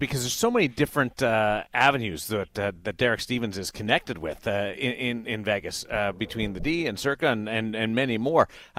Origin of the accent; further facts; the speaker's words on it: Canada; So Eliot makes fun of me because as a Canadian, I call it the sweater patch.